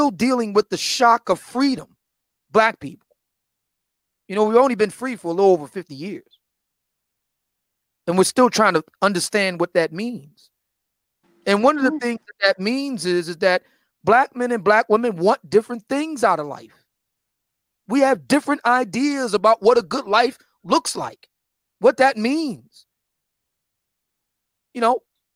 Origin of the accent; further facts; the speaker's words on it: Philadelphia, Pennsylvania, United States; I grew up in Germantown